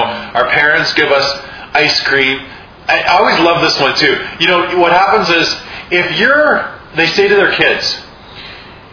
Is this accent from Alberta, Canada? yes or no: no; Saskatchewan, Canada; I grew up in Saskatchewan